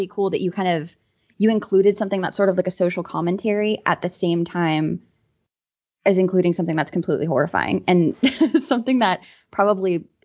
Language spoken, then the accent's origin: English; Florida, United States; I'm from Florida